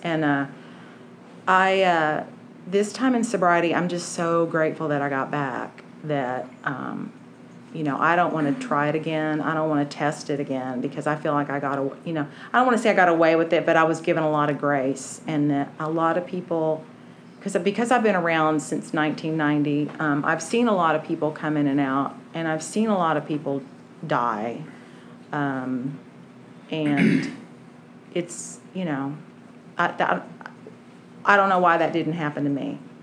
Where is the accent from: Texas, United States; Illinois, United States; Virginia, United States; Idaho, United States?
Texas, United States; Wichita Falls; I grew up in Wichita Falls, and if anybody knows where that is, it's just, I, I did not fit there at all.